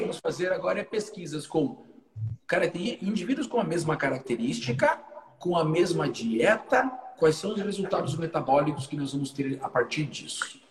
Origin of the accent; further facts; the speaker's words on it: Brazil; ninguém uhum. sabe que a gente é brasileiro